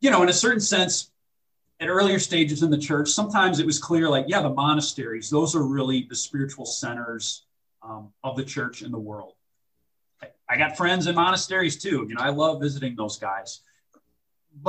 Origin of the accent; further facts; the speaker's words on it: St. Louis, Missouri, United States; the cathedral in St. Louis, Missouri, one of my favorite places to pray. That's my hometown